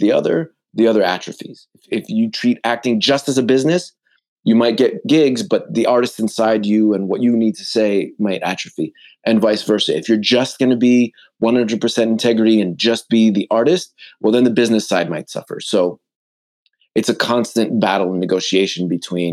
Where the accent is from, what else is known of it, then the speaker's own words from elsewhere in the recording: Montreal, Quebec, Canada; I grew up not just in Canada. I grew up in Montreal.